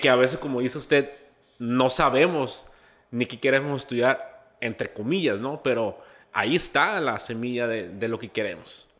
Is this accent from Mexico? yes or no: yes; Santa Rosalía, Baja California Sur, Mexico; Yo soy, yo soy de Santa Rosalía.